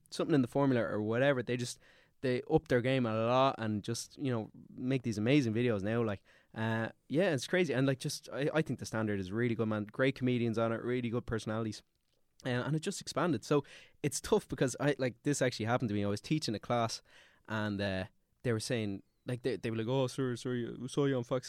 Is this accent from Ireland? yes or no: yes; Dublin, Leinster, Ireland; also born or lived in Austria; I'm from Glasnevin.